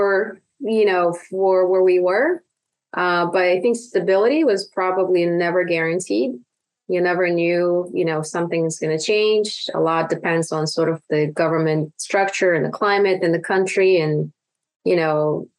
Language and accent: English; Uzbekistan; English is a second language; moved away as an adult; now in United States